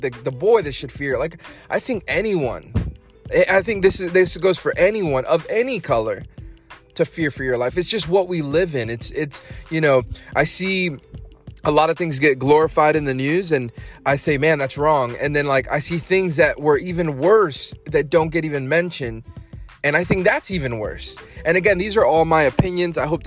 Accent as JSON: {"language": "English", "town": "Fayetteville", "region": "North Carolina", "country": "United States", "tie": "born or raised there", "said": "I'm from Fayetteville, North Carolina. That's where I was raised. I went to high school there"}